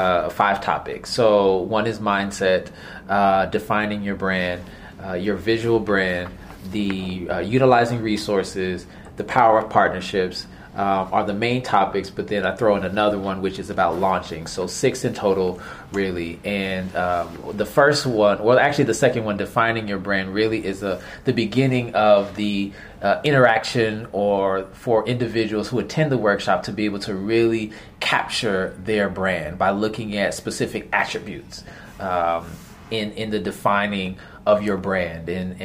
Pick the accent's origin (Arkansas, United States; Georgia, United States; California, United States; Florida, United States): Florida, United States; Miami; I was raised in Miami, Florida.